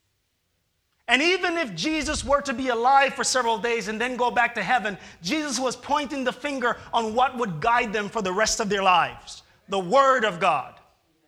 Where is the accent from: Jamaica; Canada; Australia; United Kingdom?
Jamaica; moved away; I am a Jamaican